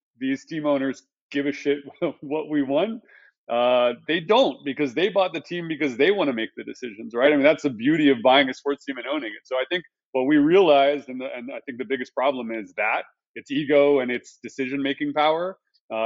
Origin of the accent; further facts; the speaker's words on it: Texas, United States; I was born in Texas